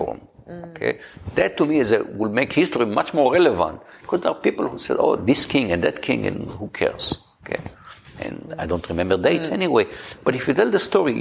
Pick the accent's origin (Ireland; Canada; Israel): Israel; moved away; I grew up in Israel, which is a very, very direct culture.